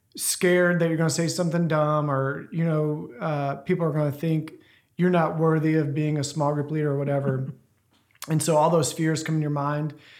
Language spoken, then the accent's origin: English; Ruston, Louisiana, United States; moved away; I grew up in Louisiana, Ruston area, in a really small town.